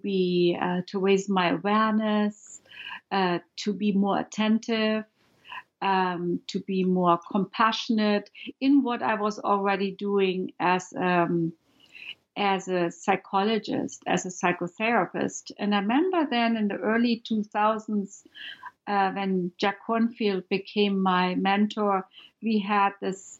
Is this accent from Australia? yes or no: no; Germany; moved away; I'm from Germany